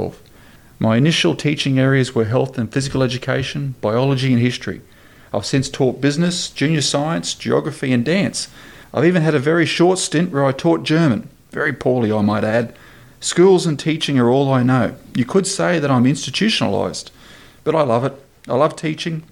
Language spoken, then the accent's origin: English; Queensland, Australia; in my home state of Queensland